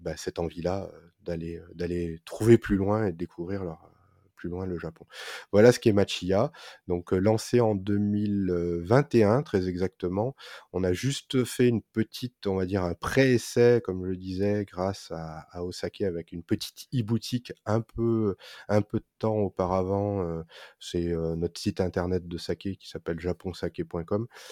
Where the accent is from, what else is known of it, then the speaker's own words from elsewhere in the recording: France; en tant que Français